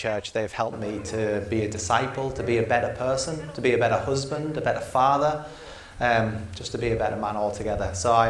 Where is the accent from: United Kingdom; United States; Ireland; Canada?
United Kingdom; England; moved away as an adult; now in New Zealand; I'm from England